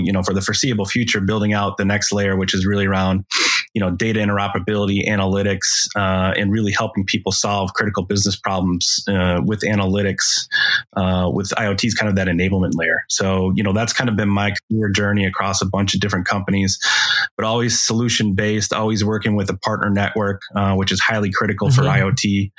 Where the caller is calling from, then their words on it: Chicago, Illinois, United States; Chicago, Illinois.